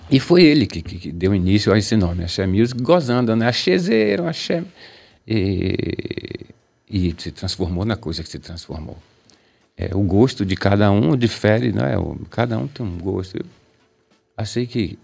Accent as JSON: {"language": "Portuguese", "region": "Bahia", "country": "Brazil", "also_born_or_lived": "Salvador"}